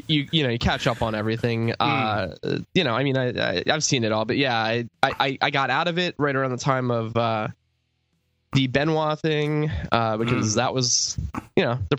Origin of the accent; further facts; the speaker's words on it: the American South, United States; I grew up in the American South